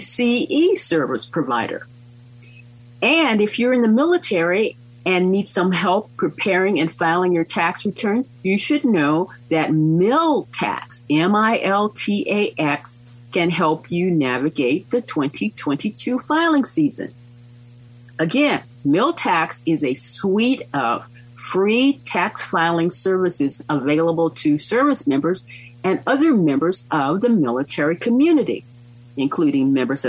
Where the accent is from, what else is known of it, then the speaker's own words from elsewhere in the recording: Mississippi, United States; moved away; My former spouse and I, we came from Mississippi. We lived overseas. We decided that we liked California.